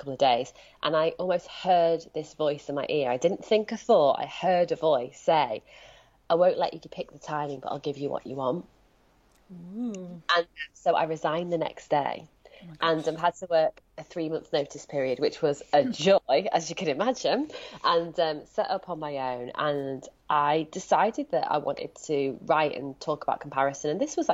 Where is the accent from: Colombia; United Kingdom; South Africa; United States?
United Kingdom; Leeds, Yorkshire and the Humber; now in Brighton, United Kingdom; my accent betrays me. I'm speaking to you sitting in Brighton, but I'm from Leeds